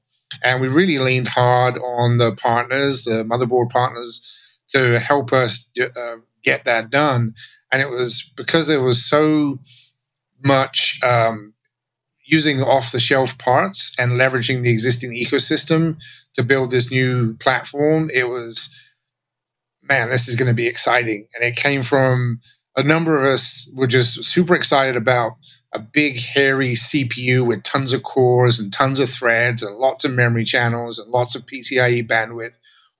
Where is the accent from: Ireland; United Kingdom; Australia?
United Kingdom; England; now in Texas, United States; So if my accent sounds funny, that's because I grew up in England and now I live in Texas, and no one can tell where I'm from anymore.